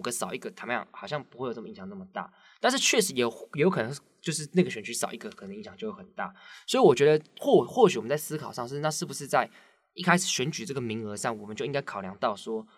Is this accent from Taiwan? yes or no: yes; Taiwan; 我们台湾人